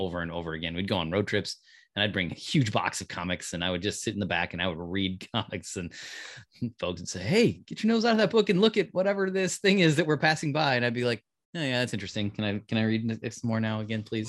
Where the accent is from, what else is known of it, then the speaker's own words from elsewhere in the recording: Davenport, Iowa, United States; I was growing up in Davenport, Iowa